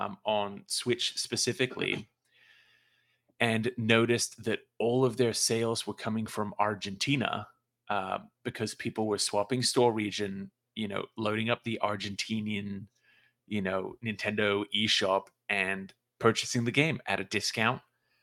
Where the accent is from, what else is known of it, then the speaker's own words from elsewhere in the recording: Australia; accent: Australian; moved away as an adult; now in United States; Sorry, that might have been my Australian accent.